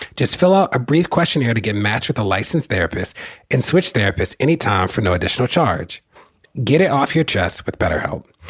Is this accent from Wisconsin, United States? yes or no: no; Baltimore, Maryland, United States; moved away; where I grew up in Baltimore